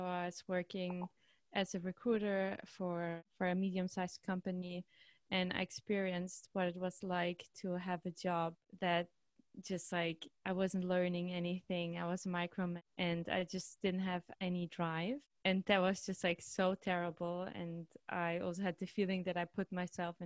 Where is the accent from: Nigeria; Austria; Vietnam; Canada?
Austria; moved away as an adult; now in Amsterdam, Netherlands; I'm actually from Austria, so I didn't really speak Dutch at this point.